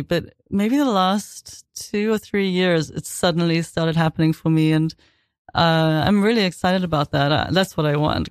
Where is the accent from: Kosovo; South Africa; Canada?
South Africa; also born or lived in London / Boston; now in New York, United States; growing up in South Africa